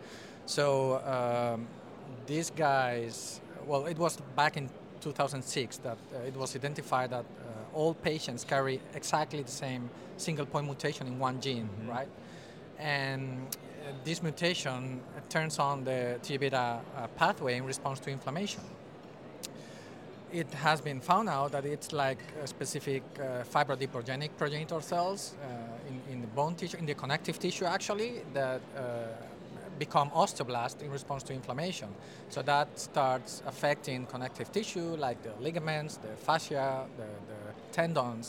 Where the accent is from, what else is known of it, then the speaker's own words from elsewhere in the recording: Spain; moved away as an adult; now in Netherlands; I'm originally from Spain, but I'm half Dutch. And I've been in the Netherlands for the past 12 years.